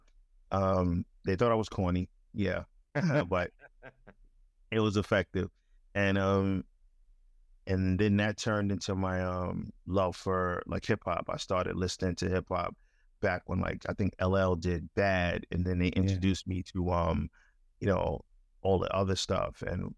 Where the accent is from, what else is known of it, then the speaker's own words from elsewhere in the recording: Crown Heights, New York, United States; You know, growing up in Crown Heights, you know, you were exposed to a whole bunch of things.